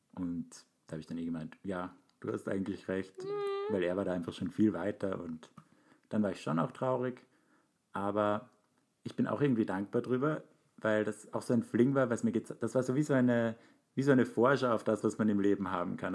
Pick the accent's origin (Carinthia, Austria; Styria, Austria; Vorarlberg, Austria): Styria, Austria; Graz; moved away as an adult; now in Vienna, Austria; Aber Graz ist ja meine Heimatstadt und ich bin jetzt seit zehn Jahren in Wien